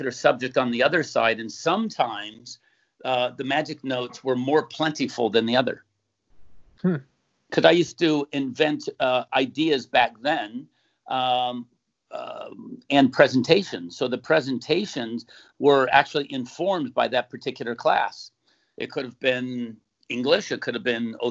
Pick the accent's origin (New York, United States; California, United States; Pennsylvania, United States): California, United States; San Diego; moved away as an adult; also born or lived in San Jose; now in Newport Beach, United States; Grew up in San Diego in Point Loma, moved to Newport Beach in 1981, been here ever since.